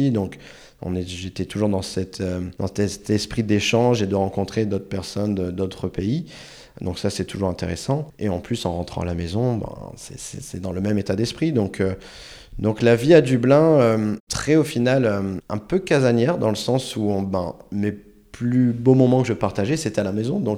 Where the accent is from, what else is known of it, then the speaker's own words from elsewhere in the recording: Chile; accent: Chilean; French is a second language; j'ai vite transformé mon accent chilien en accent espagnol. Donc principalement, en fait, on parlait espagnol à la maison.